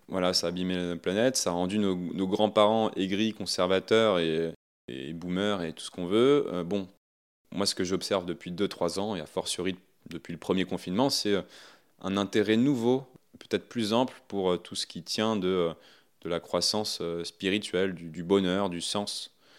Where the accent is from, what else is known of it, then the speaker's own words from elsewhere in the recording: Ouistreham, Normandy, France; Moi, je viens de, de Wistreham, hein, sur la, côte normande